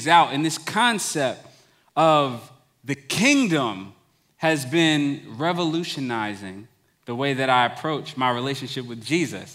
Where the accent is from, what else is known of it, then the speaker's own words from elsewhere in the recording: Long Island, New York, United States; growing up in Long Island, New York